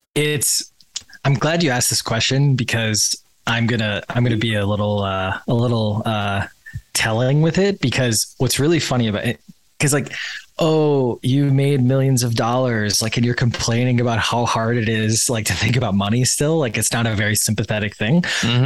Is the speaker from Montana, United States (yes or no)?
no; Wisconsin, United States; I grew up in Wisconsin